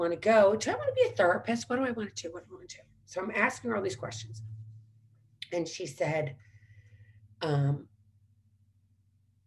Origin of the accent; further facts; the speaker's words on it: St. Louis, Missouri, United States; moved away; also born or lived in Washington, D.C.; growing up in St. Louis